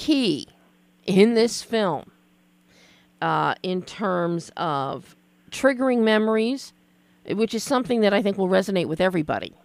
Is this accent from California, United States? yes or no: no; Philadelphia, Pennsylvania, United States; I'm from Philly as well